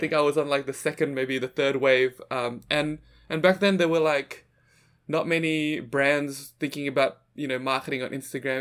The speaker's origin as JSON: {"language": "English", "town": "Sydney", "region": "New South Wales", "country": "Australia", "tie": "born or raised there", "also_born_or_lived": "Jakarta, Indonesia", "said": "So, I'm originally from Jakarta, Indonesia, and I moved to Sydney, Australia when I was seven years old."}